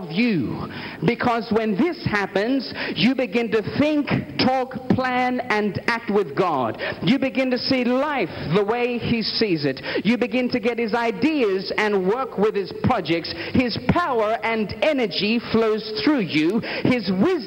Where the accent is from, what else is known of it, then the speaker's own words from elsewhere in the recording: Australia; I am from Australia